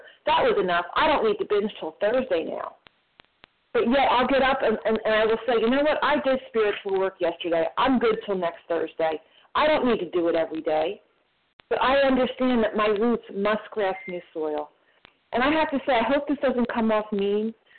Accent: New Jersey, United States; I'm from New Jersey

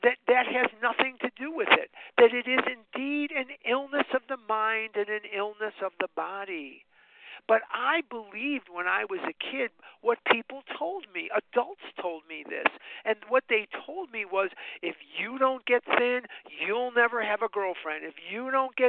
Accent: Chicago, Illinois, United States; I was born and raised on the north side of Chicago, and I graduated Mather High School in 1972

